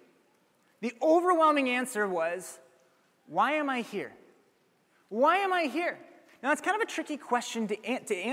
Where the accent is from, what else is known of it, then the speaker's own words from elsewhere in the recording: Ames, Iowa, United States; I'm from Ames. It's home